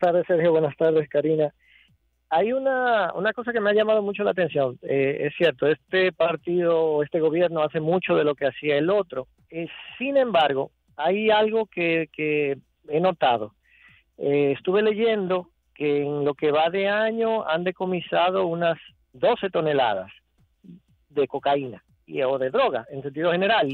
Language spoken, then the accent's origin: Spanish; Dominican Republic; nosotros como dominicanos